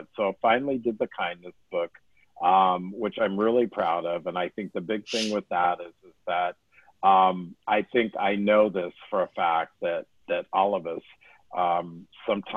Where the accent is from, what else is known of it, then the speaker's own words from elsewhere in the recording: Wyoming, United States; growing up in Wyoming